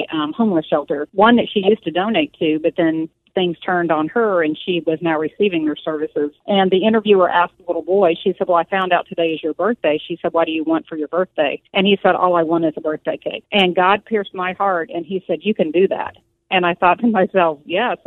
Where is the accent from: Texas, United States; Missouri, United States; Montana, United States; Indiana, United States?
Missouri, United States; moved away; Originally, we're from Missouri, so I had a lady there who really poured into me and let me come in and volunteer for her